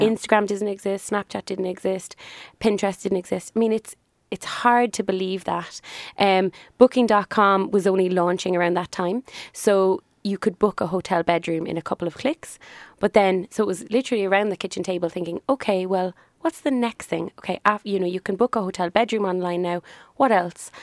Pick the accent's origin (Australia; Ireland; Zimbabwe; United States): Ireland; Cork, Munster; I'm from Cork, born and reared, very proud of it.